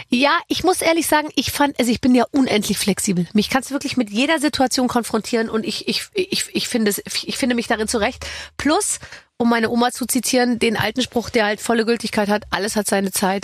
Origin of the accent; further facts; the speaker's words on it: Gröbenzell, Bavaria, Germany; also born or lived in Munich; in so einem Vorort von München, in Gröbenzell, aber ich war in München in der Schule